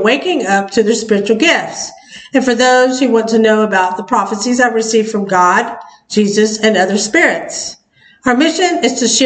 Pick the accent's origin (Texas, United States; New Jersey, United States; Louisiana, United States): Texas, United States; I'm from Texas